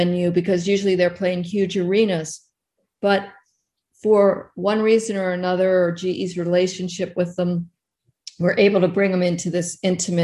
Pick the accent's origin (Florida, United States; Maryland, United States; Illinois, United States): Maryland, United States; Baltimore; moved away as an adult; I'm from Baltimore, Maryland, born and raised